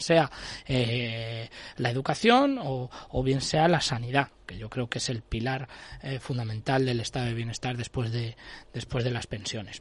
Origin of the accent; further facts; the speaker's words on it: Castile and León, Spain; yo soy castellano y leonés